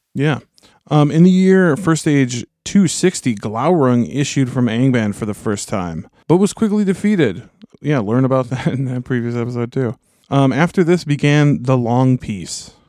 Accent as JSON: {"language": "English", "town": "Minneapolis–Saint Paul", "region": "Minnesota", "country": "United States", "said": "We're from the, we're from the Twin Cities"}